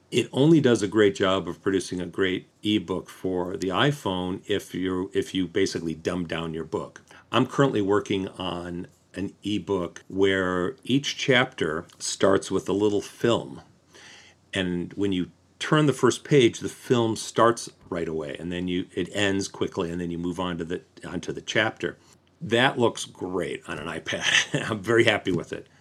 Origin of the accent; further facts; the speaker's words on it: Detroit, Michigan, United States; moved away as an adult; also born or lived in Los Angeles; I'm from the Detroit area